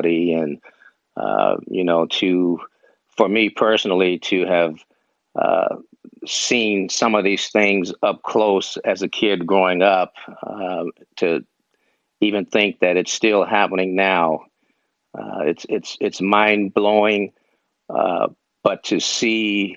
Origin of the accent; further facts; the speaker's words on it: Oakland, California, United States; growing up in Oakland